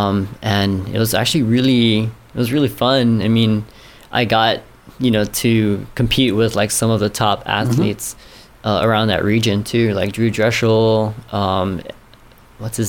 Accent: Guam

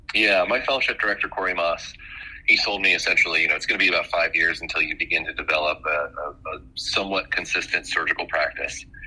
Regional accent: Bethesda, Maryland, United States; I grew up right outside of Washington D.C. in Bethesda, Maryland

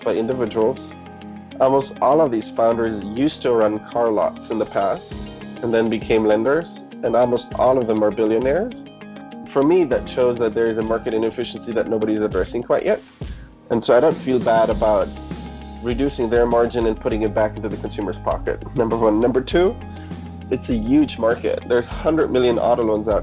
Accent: Munich, Bavaria, Germany; first language German; English is a second language; moved away as an adult; I was born and raised in Germany, Munich, to be precise

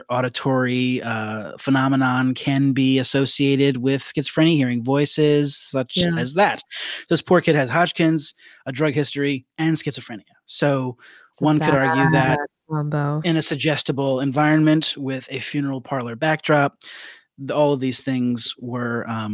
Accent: Southington, Connecticut, United States; where I grew up in Southington, Connecticut

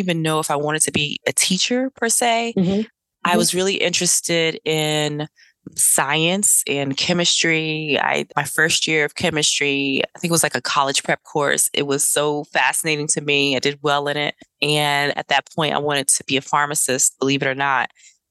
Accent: New Jersey, United States; also born or lived in Durham, North Carolina / Greenville, North Carolina / East Orange, New Jersey; born in Greenville, raised in Durham, North Carolina. And then I moved to New Jersey to live with my father around 9 or 10 years old

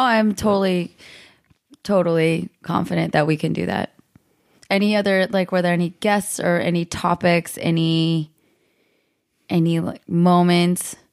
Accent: San Jose, California, United States; now in Southern California, United States; I grew up in San Jose

